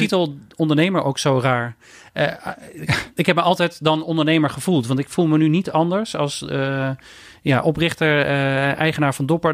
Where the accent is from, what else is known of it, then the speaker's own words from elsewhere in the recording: Eindhoven, North Brabant, Netherlands; ik ben opgegroeid in Eindhoven